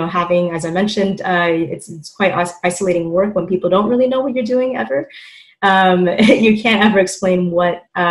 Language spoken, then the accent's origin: English; New York City, New York, United States; born and raised in Queens